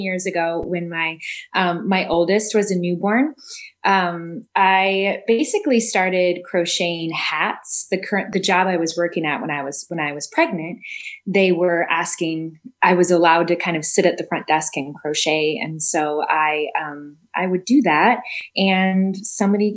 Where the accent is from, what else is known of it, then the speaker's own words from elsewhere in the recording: Effingham, Illinois, United States; moved away as an adult; also born or lived in Decatur, Illinois; now in Chicago, United States; I live in Chicago currently, but I originate or hail from Southern Illinois. So there's a town there called Effingham.